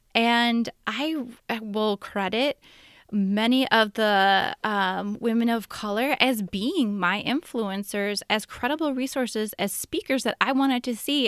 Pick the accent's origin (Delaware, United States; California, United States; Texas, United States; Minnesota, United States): Minnesota, United States; Minneapolis; my hometown, my cities, the Twin Cities